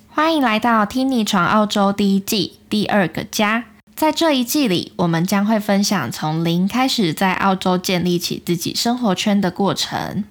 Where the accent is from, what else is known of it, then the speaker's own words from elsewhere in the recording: Taiwan; moved away as an adult; now in Australia; 在台湾已经生活二十几年